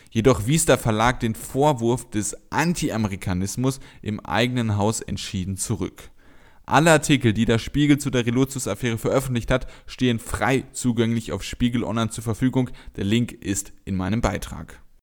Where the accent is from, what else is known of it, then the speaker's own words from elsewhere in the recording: Germany; als Deutscher